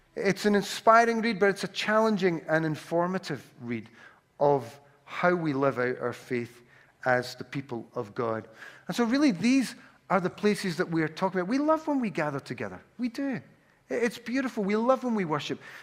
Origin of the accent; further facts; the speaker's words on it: Glasgow, Scotland, United Kingdom; accent: Glaswegian; I have a Glaswegian accent, uh, or I'm from Glasgow